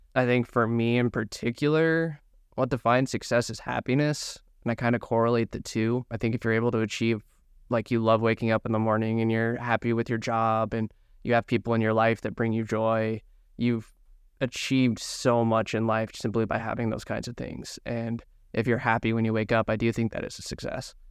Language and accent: English; Grand Junction, Colorado, United States; I'm from Grand Junction, Mesa County is where Bobert is.